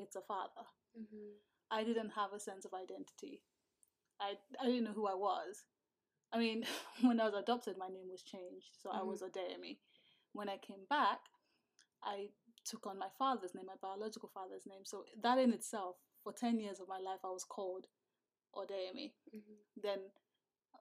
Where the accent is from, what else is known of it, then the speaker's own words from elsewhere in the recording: Nigeria; moved away; growing up as a Nigerian